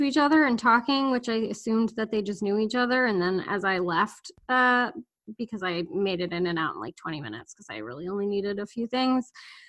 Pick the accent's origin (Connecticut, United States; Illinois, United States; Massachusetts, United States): Illinois, United States; Chicago; I'm from Chicago. I don't want to talk to a stranger.